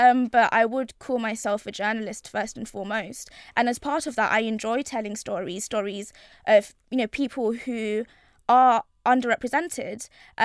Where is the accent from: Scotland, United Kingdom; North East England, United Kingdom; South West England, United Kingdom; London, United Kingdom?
London, United Kingdom; I'm from East London, born and raised